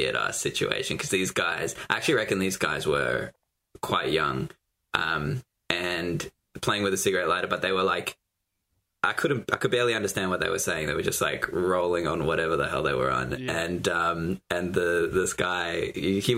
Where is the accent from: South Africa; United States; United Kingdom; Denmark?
South Africa; now in Australia; I was born in South Africa